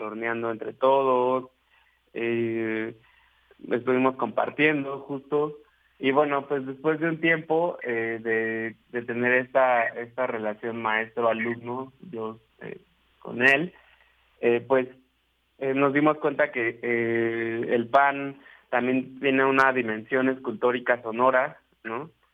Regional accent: Ecatepec de Morelos, State of Mexico, Mexico; se conoce como el Catepec de Morelos. es lugar de donde yo vengo

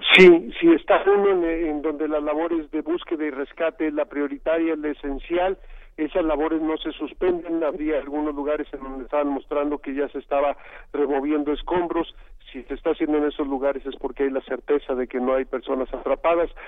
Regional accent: Mexico; todos somos mexicanos y mexicanas

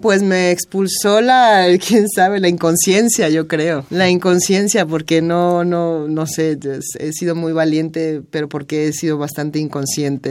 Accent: Mexico; moved away as an adult; also born or lived in Los Angeles / Spain; la misma nostalgia de mi tierra

